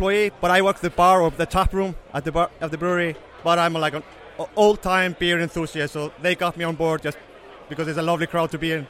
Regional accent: Vestmannaeyjar, Southern Region, Iceland; we're from Iceland, a small island south of Iceland called Vestmannaeyjar. Very beautiful place.

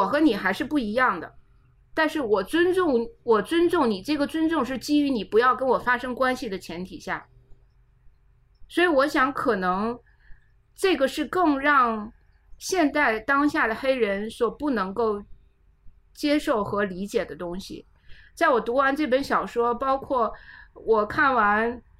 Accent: China; 我想我可能代表了大部分，或者说很多中国人在面对黑人的时候的一种心路历程吧。

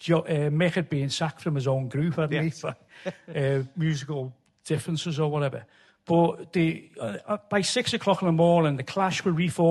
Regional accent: Liverpool, North West England, United Kingdom; I'm from Liverpool.

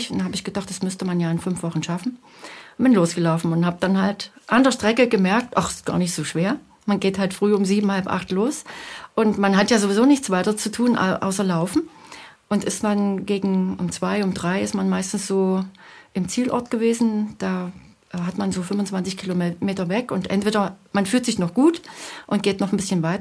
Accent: Leipzig, Saxony, Germany; Ich komme ja aus der Region Leipzig, wo keine Berge sind.

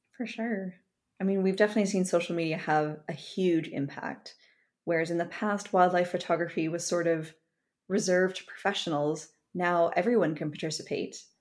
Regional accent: Kamloops, British Columbia, Canada; I grew up in Kamloops, British Columbia

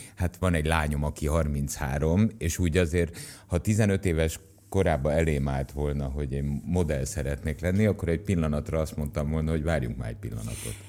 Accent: Tatabánya, Komárom-Esztergom, Hungary; Mind a ketten Tatabányán születtünk.

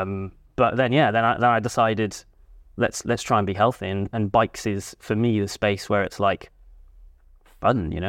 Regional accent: Cardiff, Wales, United Kingdom; I grew up in Cardiff

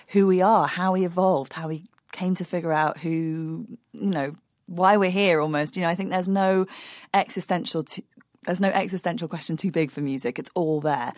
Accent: London, United Kingdom; I grew up in London in the early nineteen eighties

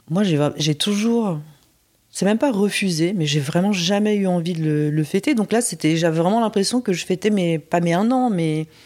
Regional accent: Busan, South Korea; born there; parce qu'en plus j'étais à Busan, ma ville natale, avec avec Isa

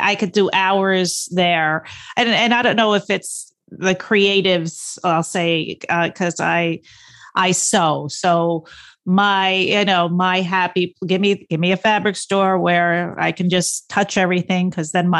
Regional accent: Stony Brook, New York, United States; I grew up in Stony Brook and I live two towns away

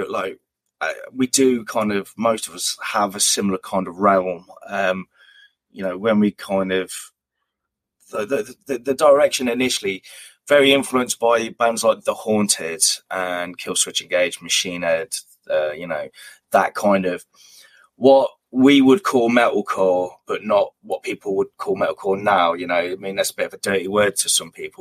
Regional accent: Hinckley, East Midlands, United Kingdom; my hometown area, Hinckley.

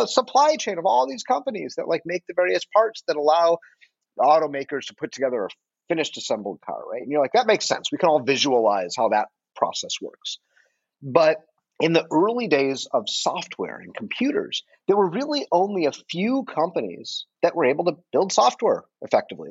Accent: Detroit, Michigan, United States; moved away; I am from Detroit originally

